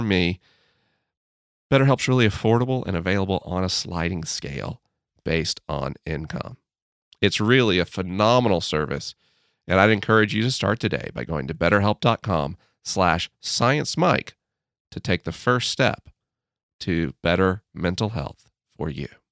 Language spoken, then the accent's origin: English; United States; As an American